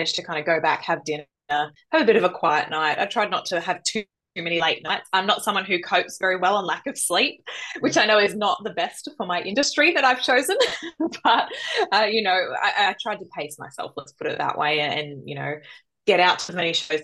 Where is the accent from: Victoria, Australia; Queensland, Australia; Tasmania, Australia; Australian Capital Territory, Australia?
Victoria, Australia; Melbourne; moved away; also born or lived in Central Coast, New South Wales; I grew up in Melbourne